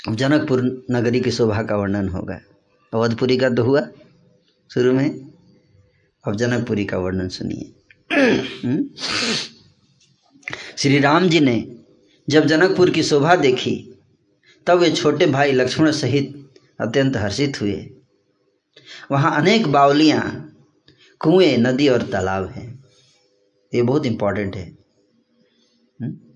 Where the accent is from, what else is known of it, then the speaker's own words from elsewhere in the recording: Buxar, Bihar, India; विश्वामित्र जी का आश्रम था बक्सर में जहाँ मेरा होम टाउन है